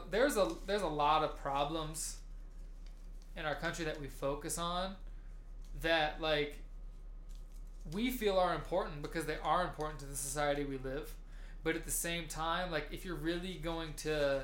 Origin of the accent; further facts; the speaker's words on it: United States; we as American Western civilized people